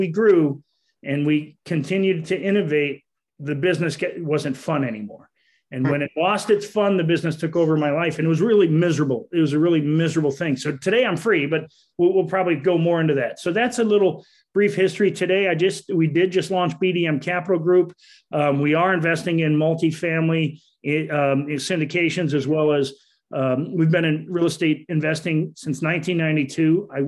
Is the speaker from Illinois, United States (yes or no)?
no; Wisconsin, United States; moved away as an adult; now in Daytona Beach, United States; I came down from Wisconsin in 1987 for Bike Week in Daytona. And I did stay. I have gone back to visit